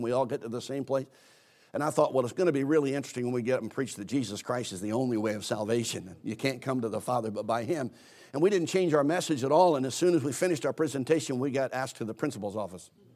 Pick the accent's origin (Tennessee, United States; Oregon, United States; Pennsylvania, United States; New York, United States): Pennsylvania, United States; Philadelphia; I, I grew up in Philadelphia, Pennsylvania